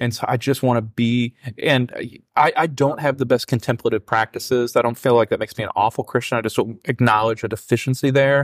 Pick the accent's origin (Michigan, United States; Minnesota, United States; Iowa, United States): Iowa, United States; Keokuk; now in Louisville, United States; I grew up in Iowa as a, as, you know, of my formative years